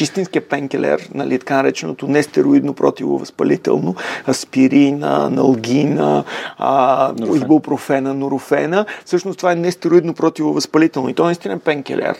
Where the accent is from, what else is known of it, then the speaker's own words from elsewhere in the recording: Sofia, Sofia City, Bulgaria; роден съм в София, в а, а, крайния квартал